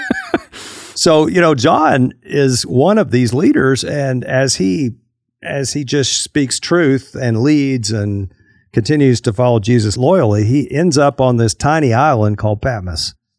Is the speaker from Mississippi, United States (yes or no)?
no; Fort Worth, Texas, United States; moved away as an adult; also born or lived in Arkadelphia, Arkansas; I grew up in the Metroplex, uh, on the Fort Worth side